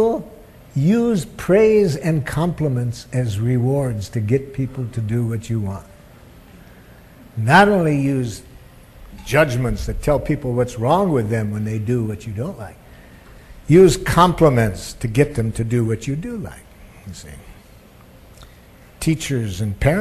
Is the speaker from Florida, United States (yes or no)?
no; Detroit, Michigan, United States; I grew up in Detroit, Michigan